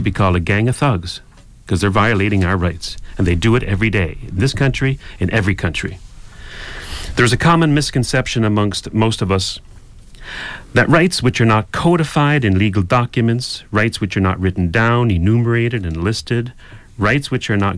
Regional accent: Canada; we're Canadian here

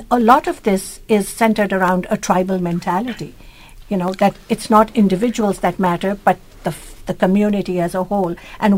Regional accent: Pakistan; now in Canada; I was born in Pakistan, I grew up there, but I never experienced that individual freedom as I do when I came to the West.

